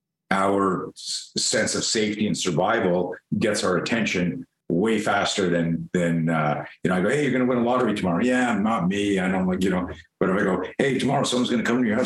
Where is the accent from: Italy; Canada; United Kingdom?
Canada; moved away as an adult; now in United States; I grew up in Canada, so I was a skier.